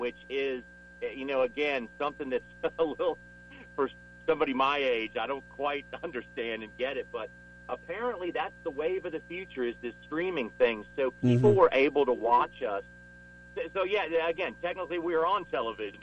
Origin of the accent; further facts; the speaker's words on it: Washington, District of Columbia, United States; moved away as an adult; also born or lived in Mooresville, North Carolina / Charlotte, North Carolina; now in Nashville, United States; I grew up in Washington, D.C.